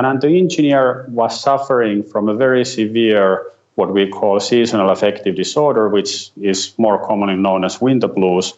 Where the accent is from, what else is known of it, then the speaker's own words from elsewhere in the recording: Finland; I'm … from Finland